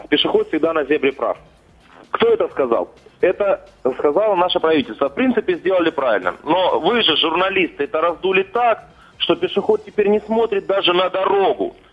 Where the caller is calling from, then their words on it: Stavropol, Stavropol Krai, Russia; Э, Ставрополь.